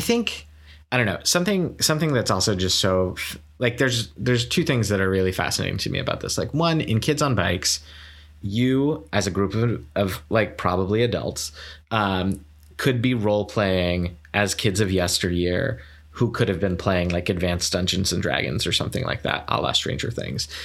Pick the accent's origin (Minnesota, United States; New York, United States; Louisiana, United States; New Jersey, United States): New York, United States; Saratoga Springs; moved away; I was in my hometown, which, like, Saratoga Springs is not a tiny place